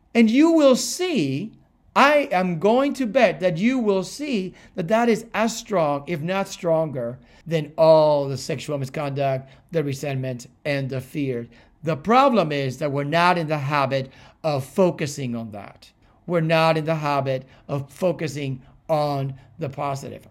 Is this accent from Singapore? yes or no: no; Cuba; moved away; also born or lived in Miami, United States; I was born in Cuba and raised between Cuba and Miami